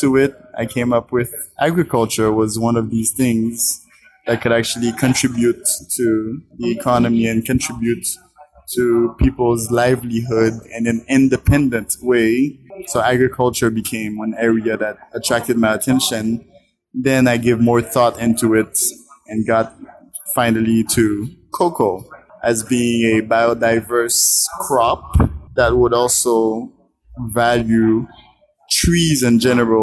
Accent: Haiti; I am from Haiti.

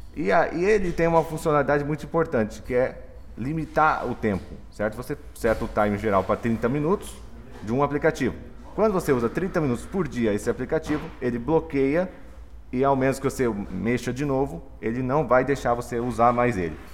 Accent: Dourados, Mato Grosso do Sul, Brazil; sou de Dourados, Mato Grosso do Sul

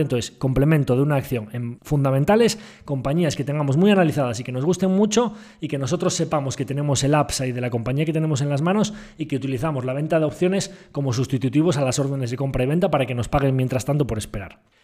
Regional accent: Galicia, Spain; como buen gallego

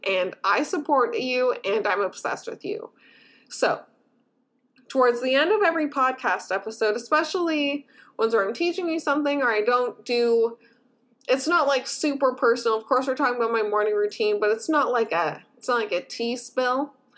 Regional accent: Canada; I as a Canadian

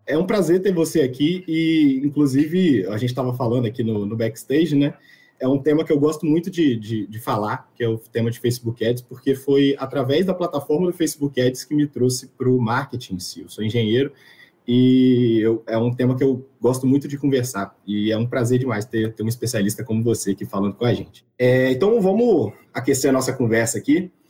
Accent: Espírito Santo, Brazil; eu sou daqui do Espírito Santo

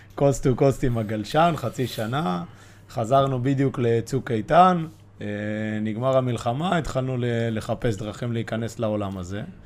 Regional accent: Bat Yam, Tel Aviv District, Israel; אני ועדי חברי ילדות, גדלנו בבת ים

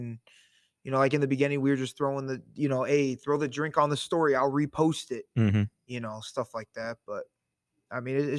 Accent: Portage, Indiana, United States; I'm from Portage. Grew up there my whole life.

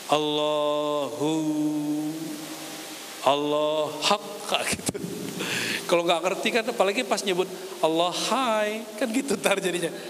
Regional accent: Padang, West Sumatra, Indonesia; saya orang Minang, orang Padang tapi nggak bisa bisa dagang

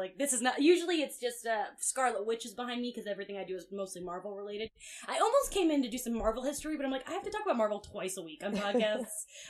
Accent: New Jersey, United States; because like Travolta, I'm from Jersey, all that local news made it to my family who lived in Jersey

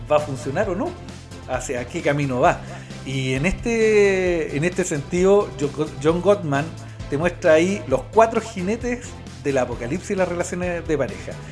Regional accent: Lautaro, Araucanía, Chile; also born or lived in Galvarino, Chile; Después ya siete años me fui a Lautaro, mis papás con familia en Lautaro.

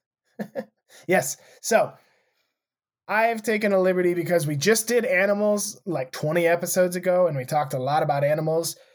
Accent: United States; growing up in Montana or Wyoming

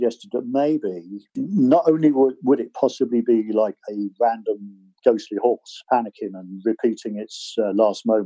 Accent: Bude, South West England, United Kingdom; my hometown at the time, which was Bude

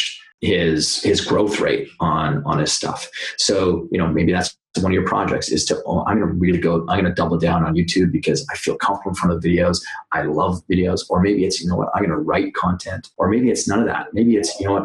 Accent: Canada; moved away as an adult; now in New York, United States; I am Canadian. I've been in New York now for 12 years

